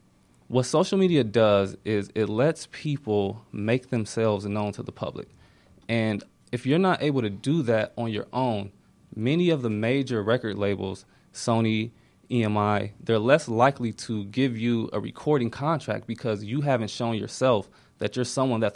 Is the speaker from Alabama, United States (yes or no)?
no; Ohio, United States; now in Atlanta, United States; I'm from Ohio. Went to Miami.